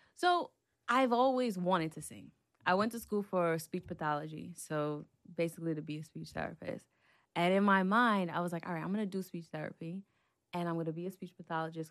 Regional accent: New York City, New York, United States; I'm from Brooklyn, New York

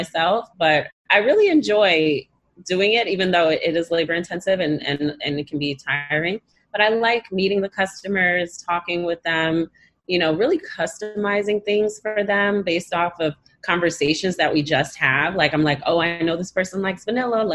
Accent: New York City, New York, United States; Born and Bread Brooklyn

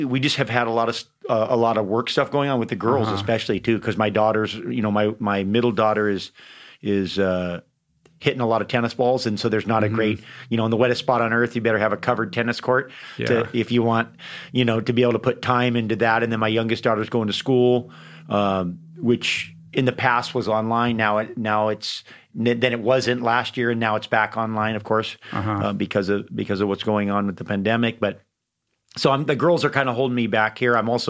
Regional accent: Hawaii, United States; also born or lived in San Francisco; I was born in San Francisco, but been in Hawaii since I was 3 months old.

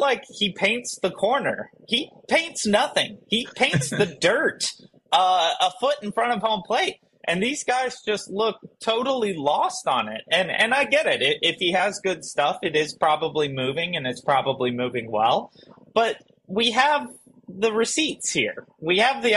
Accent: Kentucky, United States; we grew up in Kentucky

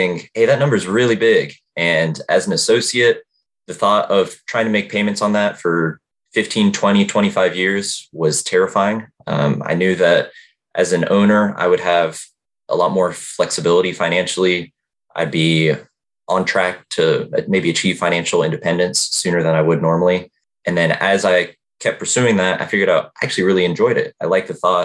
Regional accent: Georgia, United States; moved away; also born or lived in Richmond, Virginia; I'm from Georgia originally, went to University of Georgia

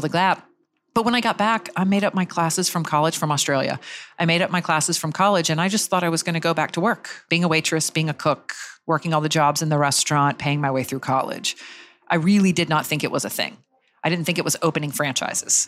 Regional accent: Jacksonville, Florida, United States; I grew up in Jacksonville, Florida

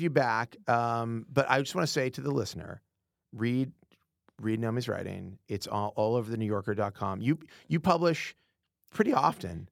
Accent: United Kingdom; we're both British

